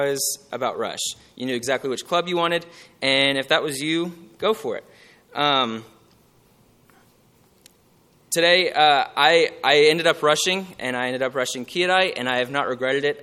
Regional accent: Houston, Texas, United States; moved away as an adult; I'm originally from the Houston area.

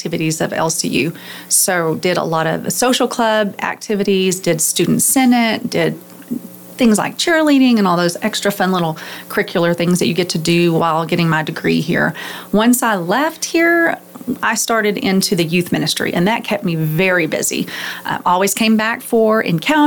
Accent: the Metroplex, Texas, United States; I was born in the Metroplex, and so I grew up at a church

